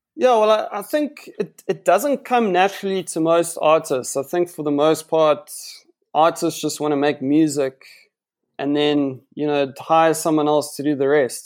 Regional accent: Johannesburg, Gauteng, South Africa; moved away as an adult; now in Cape Town, South Africa; I grew up in Jo'burg for eighteen years

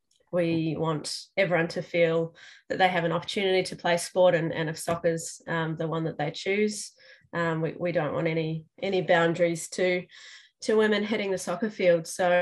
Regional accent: New Zealand; moved away as an adult; now in Melbourne, Australia; I'm also not originally from Australia. So I came over to Melbourne from New Zealand about 14 years ago.

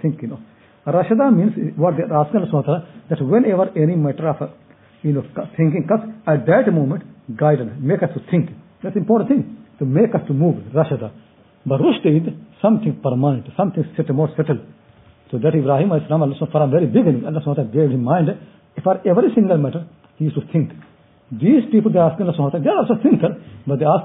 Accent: India; now in United Kingdom; I'm from India

